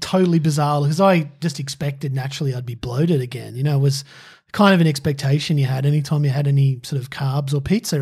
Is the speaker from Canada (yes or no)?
no; Australia; it's ingrained in me as an Aussie